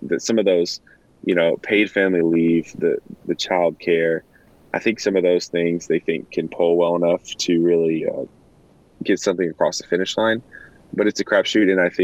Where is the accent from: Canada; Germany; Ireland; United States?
United States; Texas; now in Washington, D.C., United States; I'm from Texas originally. Obviously, I'm in the D.C. area now, but I grew up in Texas